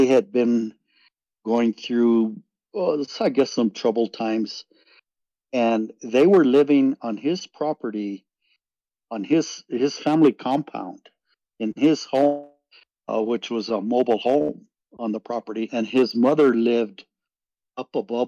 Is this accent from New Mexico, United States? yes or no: yes; Santa Fe, New Mexico, United States; I grew up in Santa Fe